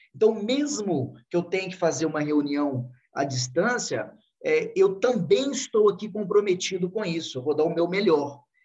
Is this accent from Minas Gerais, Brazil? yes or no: yes; Divinópolis, Minas Gerais, Brazil; accent: mineiro; Sou mineirinho de Divinópolis, Minas Gerais